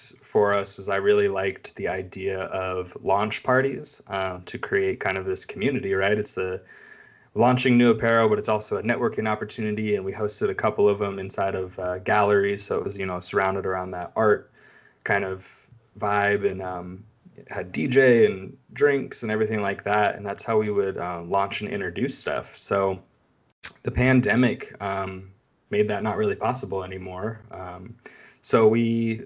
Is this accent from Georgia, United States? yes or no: no; California, United States; Growing up in California